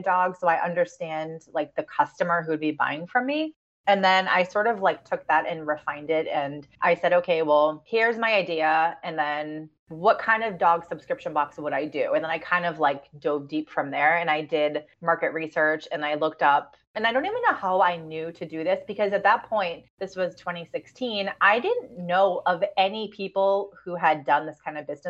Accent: Boston, Massachusetts, United States; I'm from Boston

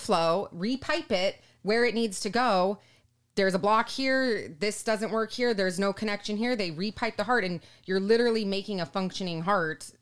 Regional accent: Southern California, United States; also born or lived in Cedar City, Utah; growing up in Southern California

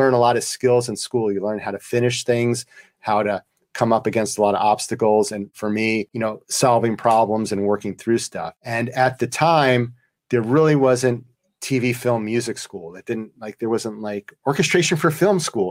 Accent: New York, United States; now in St. Louis, United States; I'm from New York, so I know cities. I live in St. Louis

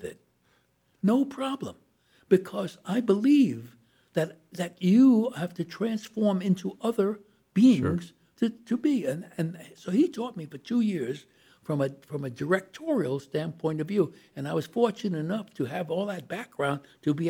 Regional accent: New York City, New York, United States; I was born in Brooklyn

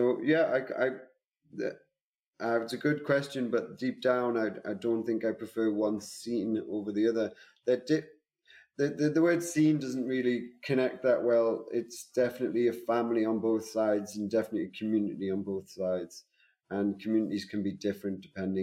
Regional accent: Newcastle upon Tyne, North East England, United Kingdom; also born or lived in London; now in Berlin, Germany; I'm not from London. I'm from Newcastle. I'm from the northeast of England.

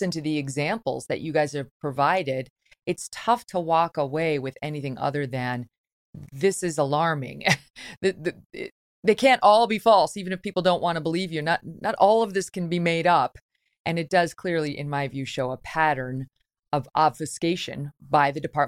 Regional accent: Syracuse, New York, United States; also born or lived in Albany; I grew up in Syracuse and Albany, so you're not far from where I grew up.

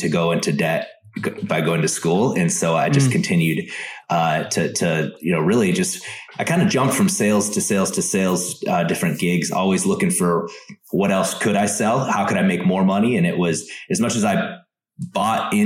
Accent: South Dakota, United States; moved away as an adult; also born or lived in Minnesota; I grew up in South Dakota

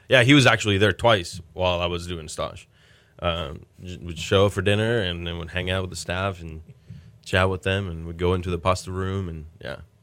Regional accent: Mexico; now in Houston, United States; I was born in Mexico and grew up in Mexico.

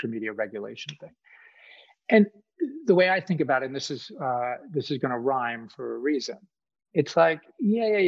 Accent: Boston, Massachusetts, United States; now in Kentucky, United States; I grew up in Boston, where almost no one I know has a gun. I live in Kentucky

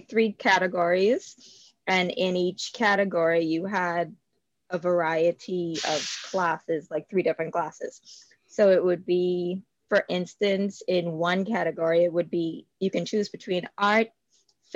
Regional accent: Nassau, Bahamas; I am born and raised in the Bahamas, Nassau, Bahamas.

